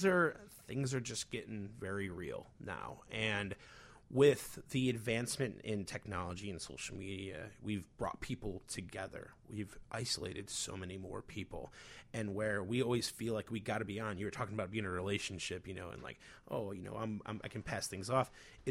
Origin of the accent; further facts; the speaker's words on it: Chicago, Illinois, United States; And I really believe that being a Chicagoan is very funny, you know, because I bet today everyone's like, snow, like, and just going, you know, mm-hmm.